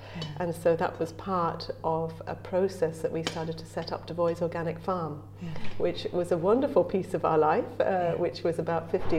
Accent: England, United Kingdom; accent: English; now in Ireland; I came to Ireland because I was following this pulse inside me, mm. right? And despite my incredibly English accent, I feel really at home in Ireland.

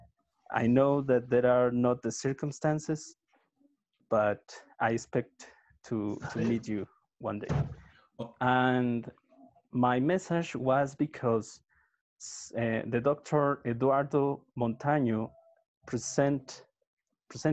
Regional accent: Mexico; I'm from Mexico

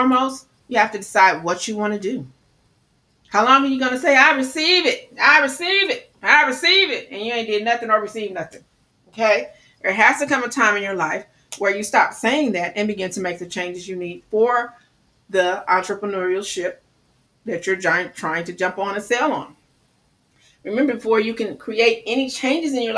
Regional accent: Midwest, United States; I talk fast. I'm from the Midwest.

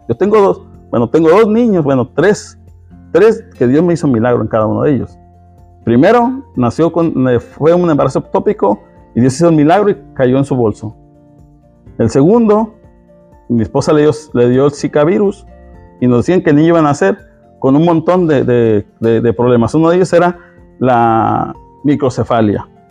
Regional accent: Mexico; yo como mexicano

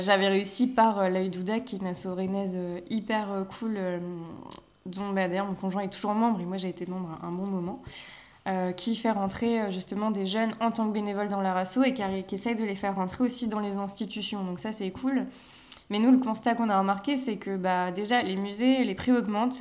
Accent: Paimpol, Brittany, France; moved away; also born or lived in Rennes / Nantes; arrivée à Nantes, parce que même à Rennes, c'est comme si j'étais pas partie de Paimpol

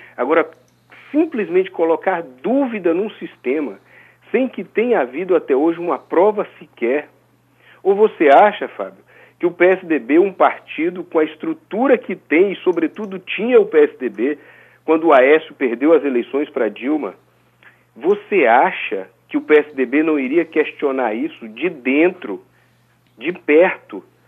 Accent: Brazil; como brasileiro

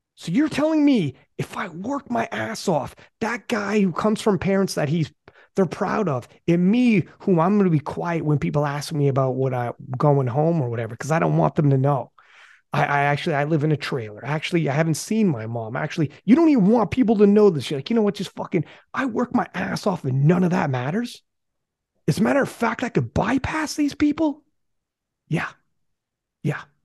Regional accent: Canada; I'm from Canada

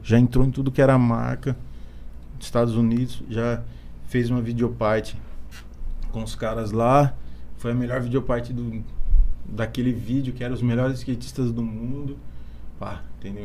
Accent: Bariri, São Paulo, Brazil; eu sou de Bariri, nasci aqui

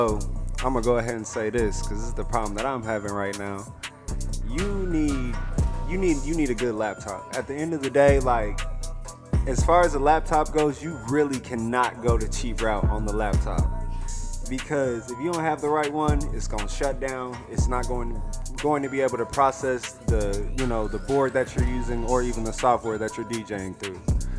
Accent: Louisville, Kentucky, United States; I'm from Louisville, Kentucky.

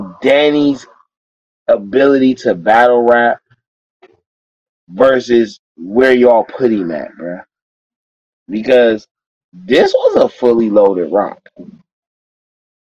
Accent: Cleveland, Ohio, United States; I'm from Cleveland, Ohio

